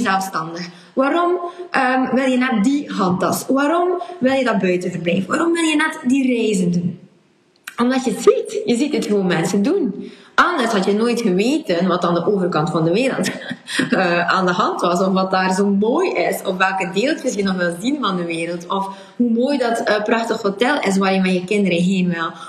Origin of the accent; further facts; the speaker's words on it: West Flanders, Belgium; accent: West Flemish; mijn accent en dat ik in West-Vlaming ben